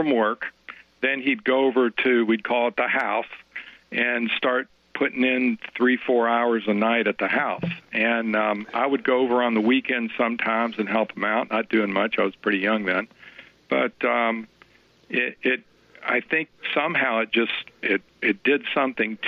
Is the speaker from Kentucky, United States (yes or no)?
yes; Louisville, Kentucky, United States; I'm from Louisville, Kentucky.